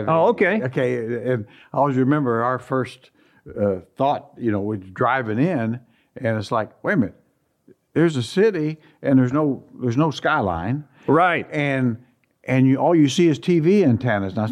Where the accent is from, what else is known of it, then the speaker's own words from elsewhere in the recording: Midwest, United States; I think certainly just my background growing up there and then, you know, going through the small college thing and, and the real world.